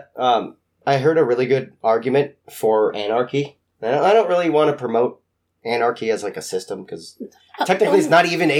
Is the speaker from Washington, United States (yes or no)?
yes; Spokane, Washington, United States; I came from Spokane.